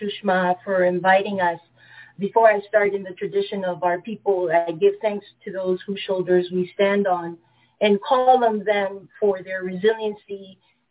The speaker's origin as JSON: {"language": "English", "country": "Panama", "tie": "born or raised there", "moved": "yes", "said": "I am born and raised in Panama"}